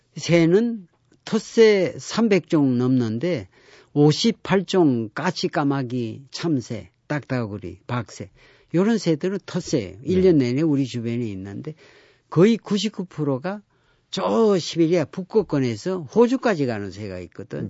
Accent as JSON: {"language": "Korean", "town": "Geoje", "region": "South Gyeongsang", "country": "South Korea", "tie": "born or raised there", "moved": "yes", "said": "우리 고향 거제도도"}